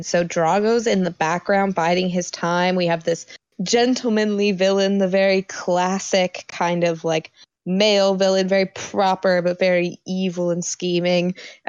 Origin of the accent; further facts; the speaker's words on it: United States; us Americans